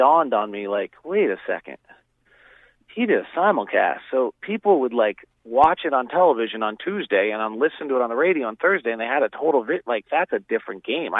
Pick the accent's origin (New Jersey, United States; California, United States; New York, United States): California, United States; Bay Area; I grew up in the Bay Area